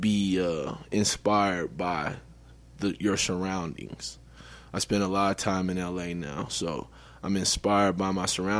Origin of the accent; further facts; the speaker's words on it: Denver, Colorado, United States; I'm from Denver, Colorado